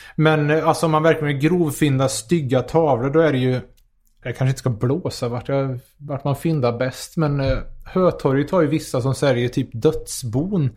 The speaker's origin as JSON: {"language": "Swedish", "town": "Karlstad", "region": "Värmland", "country": "Sweden", "said": "jag är från Karlstad"}